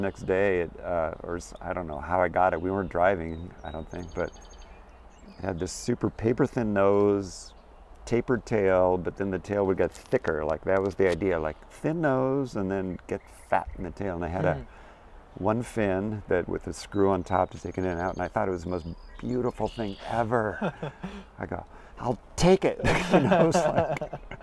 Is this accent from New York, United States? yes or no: no; Santa Barbara, California, United States; now in East Coast, United States; I live in the East Coast now, which I just love. But I was raised in Santa Barbara, California